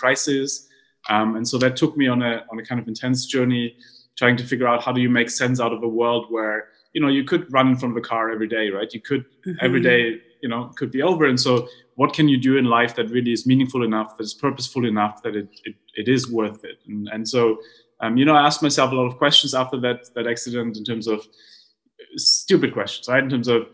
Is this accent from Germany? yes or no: yes; Heidelberg, Baden-Württemberg, Germany; I grew up in Heidelberg in Germany